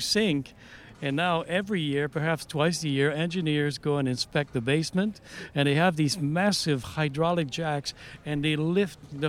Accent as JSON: {"language": "English", "town": "Montreal", "region": "Quebec", "country": "Canada", "tie": "born or raised there", "also_born_or_lived": "Alberta / Vancouver", "moved": "as an adult", "lives_now": "Victoria, Canada", "said": "I was born in Montreal"}